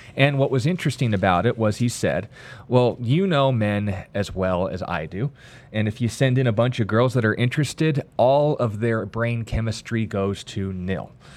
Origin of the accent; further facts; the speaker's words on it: United States; I'm an American